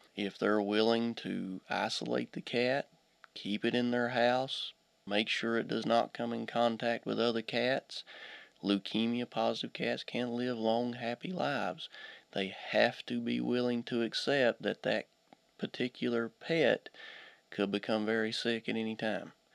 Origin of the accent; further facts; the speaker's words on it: Pike County, eastern Kentucky, United States; also born or lived in Auburn / Hazard; I'm originally from uh, eastern Kentucky. I was raised in Pike County